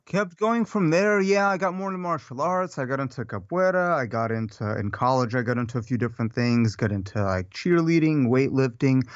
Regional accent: Odesa, Odesa Oblast, Ukraine; born or raised there; now in United States

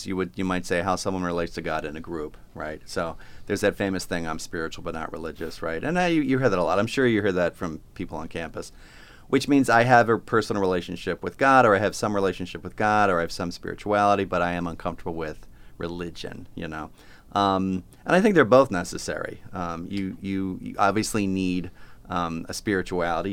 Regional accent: Plymouth Meeting, Pennsylvania, United States; moved away as an adult; also born or lived in New York City / Stamford, Connecticut; I was born in Philadelphia, a little town called Plymouth Meeting

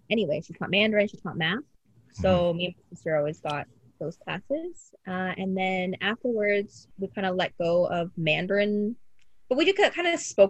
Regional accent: Windsor, Ontario, Canada; we ended up in Windsor. And so technically I had my 6th birthday in Windsor.

